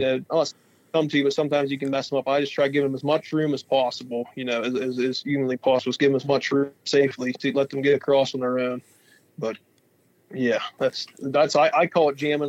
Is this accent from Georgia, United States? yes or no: no; Western Pennsylvania, United States; We're from Western Pennsylvania, and uh, we haul logs for a living. That's a pretty booming business in this part of Western Pennsylvania.